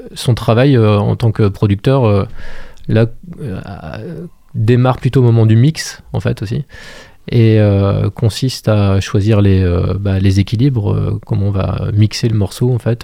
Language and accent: French; Montreuil-Bellay, Pays de la Loire, France; moved away as an adult; also born or lived in Angers; je suis originaire de Montreuil-Bellay, dans le sud du, département